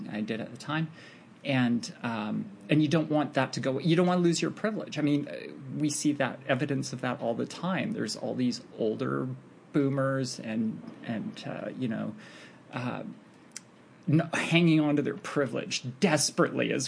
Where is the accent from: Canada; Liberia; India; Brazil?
Canada; I'm north of the border, so being Canadian